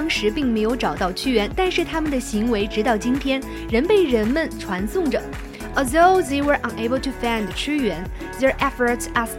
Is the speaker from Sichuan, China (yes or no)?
yes; Sichuan, China; 作为一个四川人